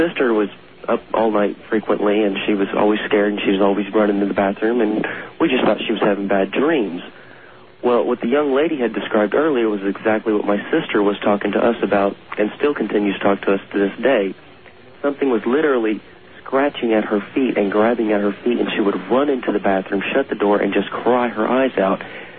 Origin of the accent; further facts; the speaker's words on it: Indiana, United States; Hi. I'm from Indiana. I'm a private in the U.S. military Army.